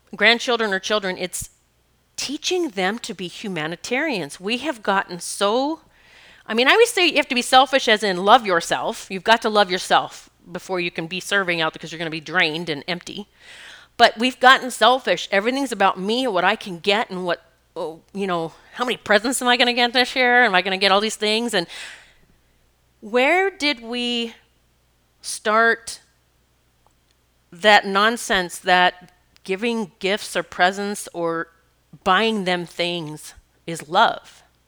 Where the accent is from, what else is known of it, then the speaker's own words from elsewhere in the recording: Rapid City, South Dakota, United States; I grew up in South Dakota, Rapid City, South Dakota. Black Hills were my playground.